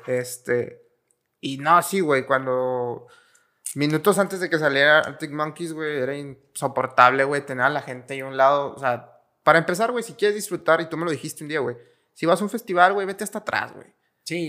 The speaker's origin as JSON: {"language": "Spanish", "country": "Mexico", "said": "es algo muy representativo de los rockeros mexicanos, güey realmente somos muy rockeros"}